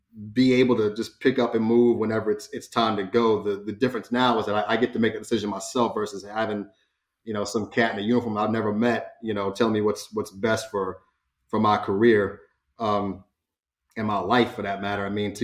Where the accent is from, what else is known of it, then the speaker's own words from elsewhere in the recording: Louisiana, United States; born there; I was born in Northern Louisiana, when my, you know, mother was stationed up there. She was Air Force. It ended up in North Carolina, you know, in, I think, 96.